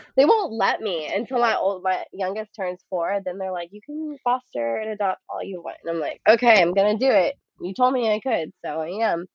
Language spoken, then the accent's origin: English; Houston, Texas, United States; I was born and raised in Houston